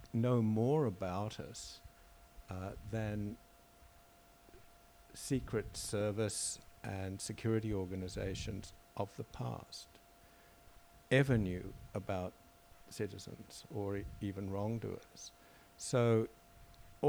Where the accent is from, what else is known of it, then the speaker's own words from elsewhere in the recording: Australia; I'm an Australian citizen